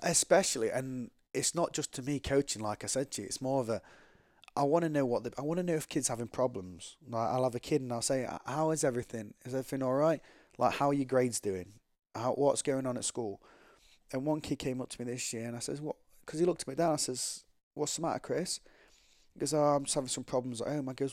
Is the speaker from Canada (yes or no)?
no; England, United Kingdom; I'm from England